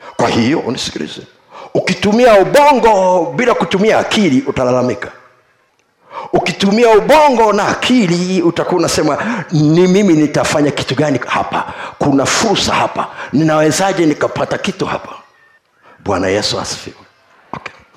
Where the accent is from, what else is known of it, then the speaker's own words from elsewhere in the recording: Tukuyu, Mbeya, Tanzania; moved away; kule kwetu kule tukuyu